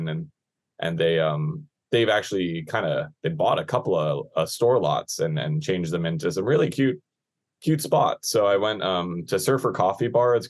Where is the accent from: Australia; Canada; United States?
United States; North Shore of Oʻahu, Hawaii; growing up on the North Shore, you always have to go through Wahiawā whenever you want to get to town